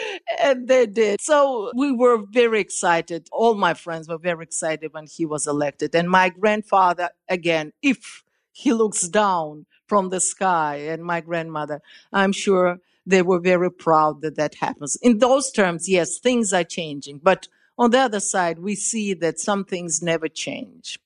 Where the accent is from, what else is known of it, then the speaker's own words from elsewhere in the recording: Russia; I was born in Russia